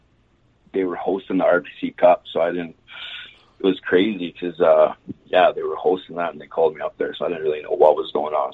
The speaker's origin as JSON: {"language": "English", "town": "Rocky Mountain House", "region": "Alberta", "country": "Canada", "tie": "born or raised there", "also_born_or_lived": "Eklo", "said": "I grew up on a farm just outside Rocky Mountain House, just a couple hours from Calgary here. So started out minor hockey in Caroline, Alberta, super, super small town."}